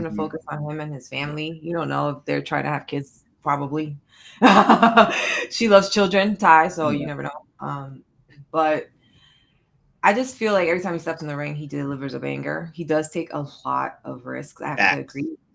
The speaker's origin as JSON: {"language": "English", "region": "New York", "country": "United States", "said": "Oh, I'm not from Jersey. I'm New York."}